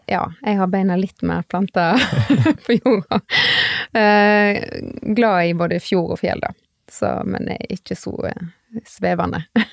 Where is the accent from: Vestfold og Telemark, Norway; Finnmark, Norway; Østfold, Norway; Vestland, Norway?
Vestland, Norway; Strandebarm; also born or lived in Bergen / Oslo area / England; now in Stord, Norway; Jeg kommer fra Strandebarm i Hardanger